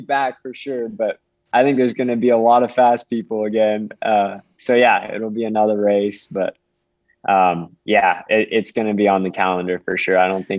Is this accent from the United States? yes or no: yes; Washington, United States; I'm from Central Washington, and I grew up training in just gritty weather, snow, super cold temperatures.